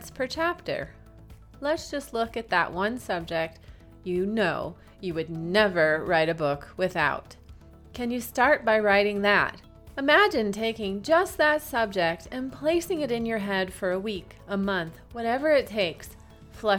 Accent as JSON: {"language": "English", "region": "Michigan", "country": "United States", "also_born_or_lived": "Hawaii", "moved": "as an adult", "said": "my home state of Michigan"}